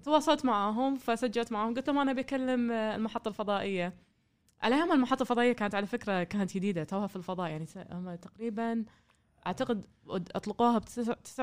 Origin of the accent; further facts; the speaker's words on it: Kuwait; also born or lived in Germany; من الكويت